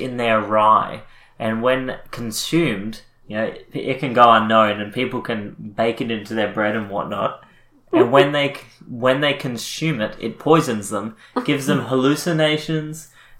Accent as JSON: {"language": "English", "country": "Australia", "said": "We're Australian."}